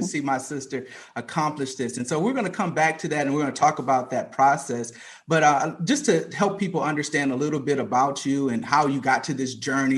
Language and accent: English; Flint, Michigan, United States; my hometown of Flint